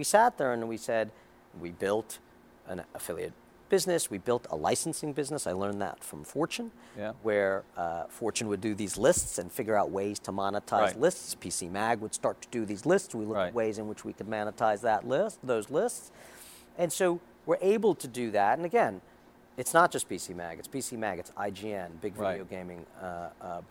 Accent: New York City, New York, United States; I grew up in Queens. I'm born and bred New Yorker

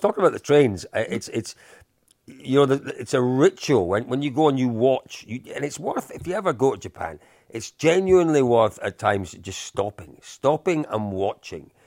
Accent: Scotland, United Kingdom; as a Scotsman

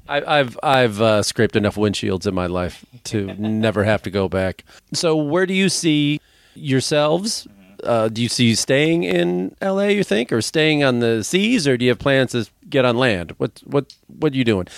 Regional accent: Chicago, Illinois, United States; I was from Chicago

